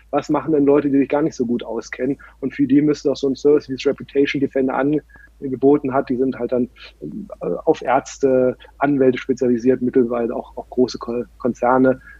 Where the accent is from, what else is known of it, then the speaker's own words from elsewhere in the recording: Berlin, Germany; also born or lived in San Francisco; Dann aus San Francisco bin ich jetzt äh, vor fünf, sechs Jahren wieder in meine Heimatstadt Berlin gelandet